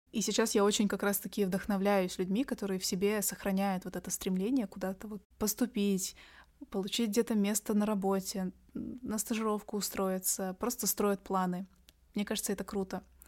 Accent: Astana, Kazakhstan; я сама девочка из столицы Казахстана, я из Астаны

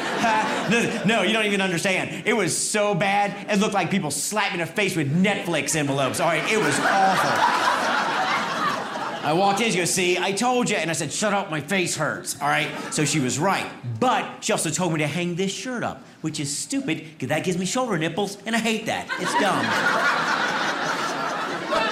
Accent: North Carolina, United States; now in New York City, United States; I'm originally from North Carolina

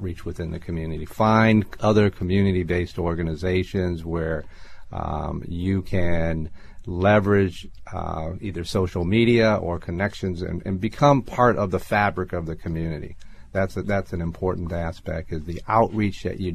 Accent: Detroit, Michigan, United States; moved away; also born or lived in New York; growing up in Detroit

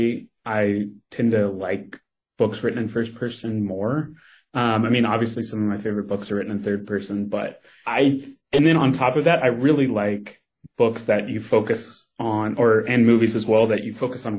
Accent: Kentucky, United States; moved away; I grew up in Kentucky

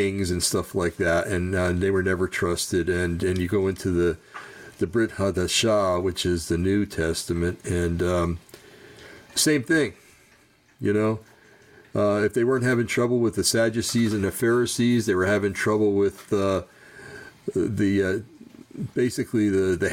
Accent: United States; I'm an American

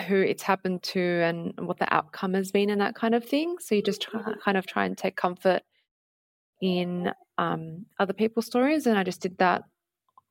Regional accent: Sydney, New South Wales, Australia; I grew up in Punchbowl, which is a suburb in Sydney's southwest

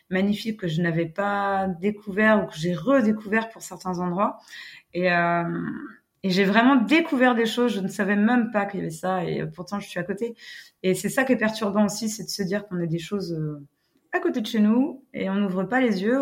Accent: Brittany, France; notre côte voilà, on est chauvin, on est breton

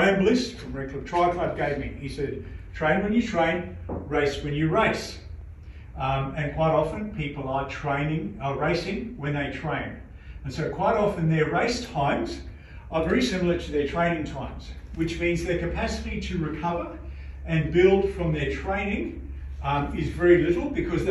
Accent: South Africa; now in Australia; I'm originally from South Africa

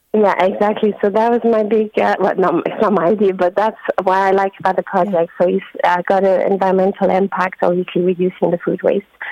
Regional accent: France; moved away as an adult; also born or lived in London, United Kingdom; now in Drogheda, Ireland; I'm from France. Um, I moved to Ireland in 2019 uh, with my partner, who's Irish. And after living 13 years in London

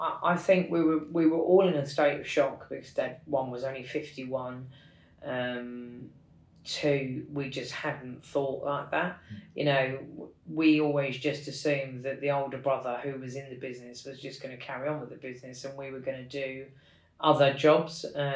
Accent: Kilburn, London, United Kingdom; I think being the youngest of four, I don't really remember the Kilburn days, County Kilburn as we call it in London.

